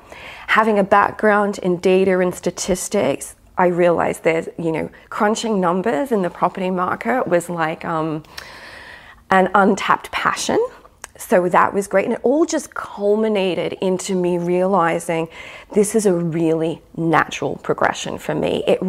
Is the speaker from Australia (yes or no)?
yes; Australia; born there; accent: American; also born or lived in United States; I'm Australian, so, birth.